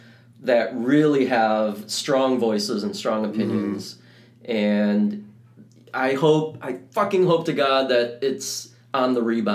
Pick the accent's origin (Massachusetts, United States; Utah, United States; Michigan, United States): Michigan, United States; Dearborn; moved away as an adult; also born or lived in Korea; now in Los Angeles, United States; I grew up in Dearborn.